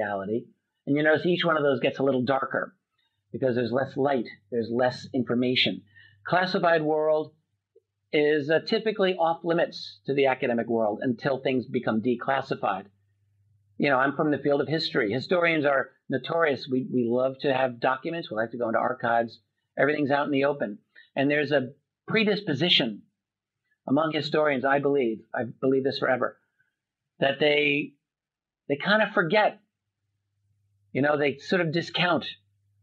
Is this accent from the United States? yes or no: yes; United States; I'm an American